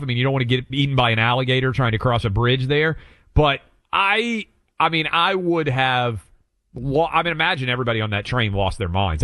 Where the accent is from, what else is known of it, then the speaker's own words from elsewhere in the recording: Franklin, Tennessee, United States; not only Tennessee, this is my hometown